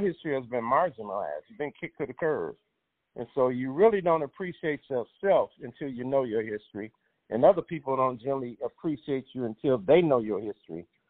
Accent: Chicago, Illinois, United States; I grew up in Chicago primarily

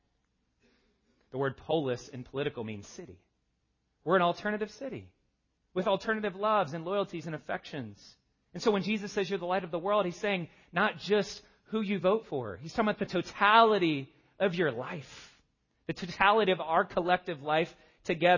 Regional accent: the South, United States; I'm from the South. We have a word for this. It's called y'all.

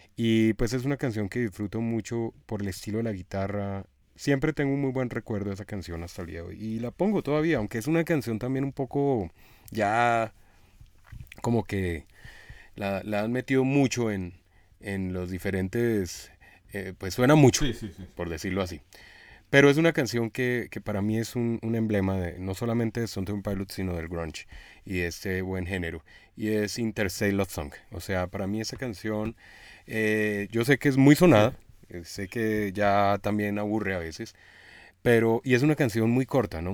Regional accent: Colombia; como buen colombiano

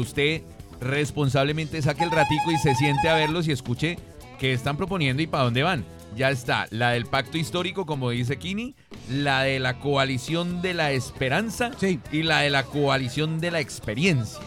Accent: Valle del Cauca, Colombia; nosotros como caleños, eh, Vallecaucanos

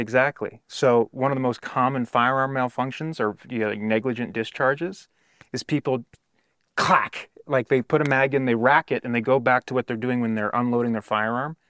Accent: California, United States; moved away as an adult; also born or lived in Arizona; I was from California

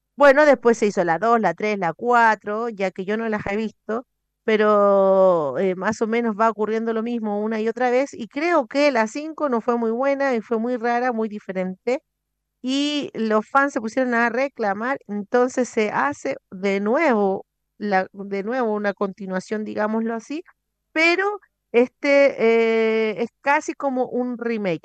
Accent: Chile

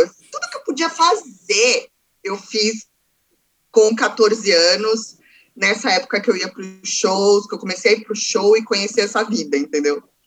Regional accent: Santos, São Paulo, Brazil; eu nasci em São Paulo, capital, porém, eu vivi metade da minha vida em Santos

